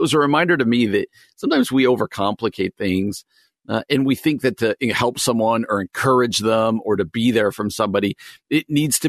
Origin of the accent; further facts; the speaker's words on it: New Jersey, United States; well-known governor of New York when I was growing up in New Jersey